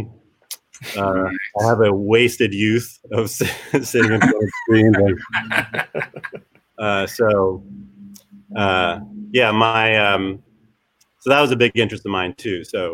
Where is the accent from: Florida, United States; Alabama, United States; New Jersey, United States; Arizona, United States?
New Jersey, United States; Trenton; also born or lived in Hamilton, New Jersey / Jacobstown, New Jersey / Clinton, New Jersey; I grew up in Trenton, outside of Trenton in Hamilton for a little while.